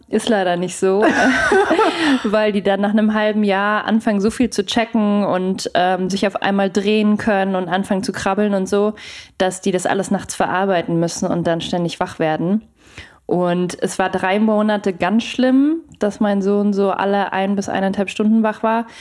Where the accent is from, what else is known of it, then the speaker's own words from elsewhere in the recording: Munich, Bavaria, Germany; moved away; ich komme ja aus München ursprünglich